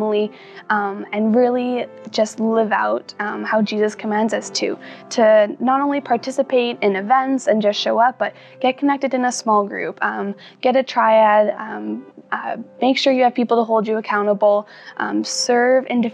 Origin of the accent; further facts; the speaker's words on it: Langley, British Columbia, Canada; moved away as an adult; now in Edmonton, Canada; I'm from Langley, BC. I grew up with a loving family and attentive parents